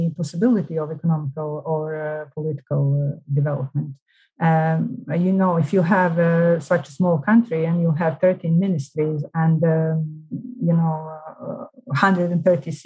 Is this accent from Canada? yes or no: no; Mostar, Federation of Bosnia and Herzegovina, Bosnia & Herzegovina; which is my hometown